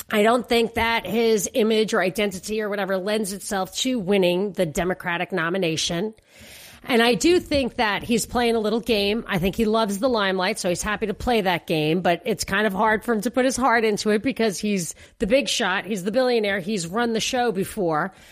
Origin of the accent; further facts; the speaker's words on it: New York, United States; moved away; my hometown of New York